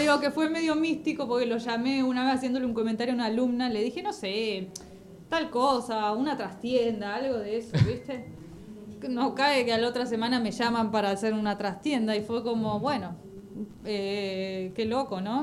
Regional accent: Banfield, Buenos Aires Province, Argentina; also born or lived in Goya, Corrientes; pero vine muy, muy chiquita, soy más de, acá

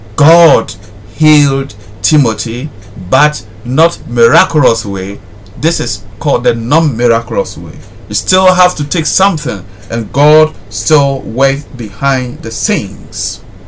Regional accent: Ghana; I'm a Ghanaian

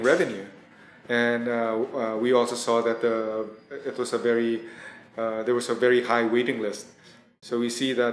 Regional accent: Philippines; also born or lived in Thailand; I was born in Thailand, but my family migrated to the Philippines when I was very young. I think about at five

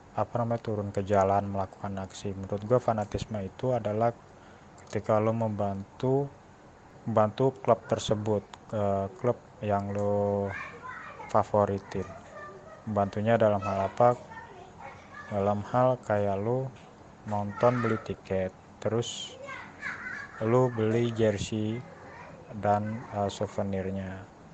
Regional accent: Jakarta, Indonesia; gue ini kan dari Jakarta

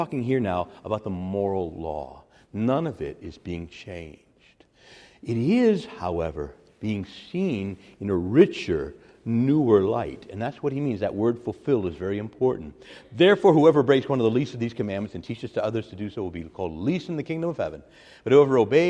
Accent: Chicago, Illinois, United States; I got born in Chicago, Illinois. I'm an American

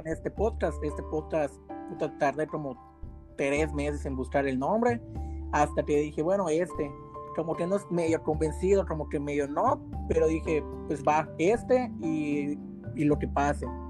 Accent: Yucatán, Mexico; soy yucateco

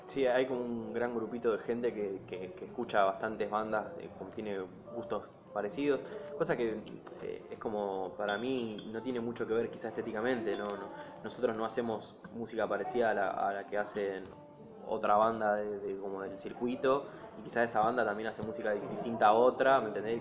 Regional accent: Rosario, Santa Fe, Argentina; nosotros que somos de Rosario

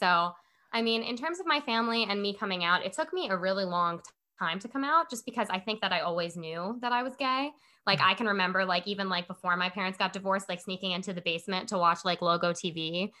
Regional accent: New York City, New York, United States; also born or lived in Long Island; I was born in Long Island and my parents got divorced when I was pretty young and I moved in with my dad in Brooklyn

